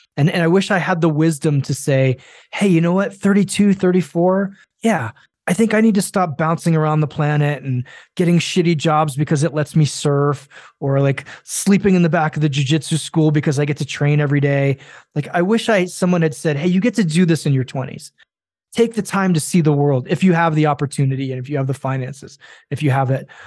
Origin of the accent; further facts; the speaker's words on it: Japan; I grew up in Japan